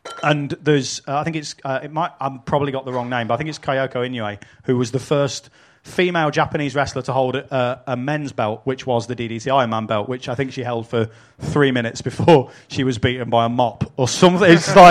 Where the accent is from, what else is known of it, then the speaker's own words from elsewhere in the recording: United Kingdom; we're British